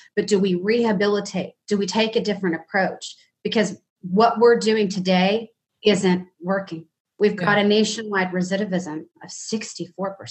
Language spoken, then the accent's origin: English; Dallas, Texas, United States; I'm born and raised in Dallas. I'm a Southern girl.